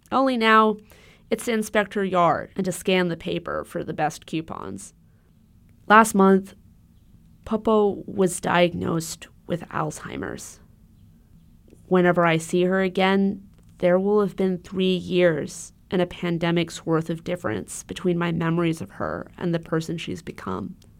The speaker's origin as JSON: {"language": "English", "town": "Honolulu", "region": "Hawaii", "country": "United States", "tie": "born or raised there", "moved": "yes", "said": "I grew up in Honolulu."}